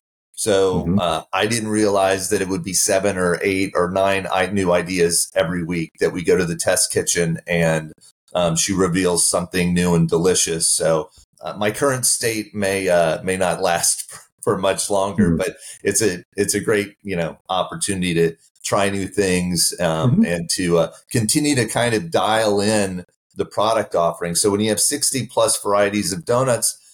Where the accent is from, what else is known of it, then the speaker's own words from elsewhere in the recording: Midwest, United States; now in Texas, United States; I grew up in the Midwest and not in Texas